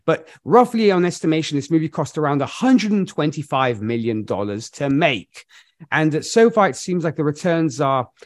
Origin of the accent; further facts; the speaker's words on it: Milan, Lombardy, Italy; Milan, my hometown